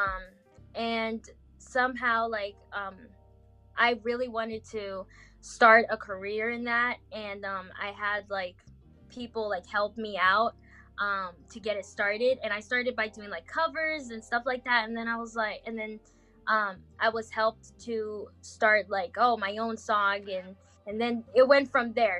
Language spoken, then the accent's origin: English; France; first language Portuguese; English is a second language; moved away; also born or lived in Goiânia, Brazil; I was raised in France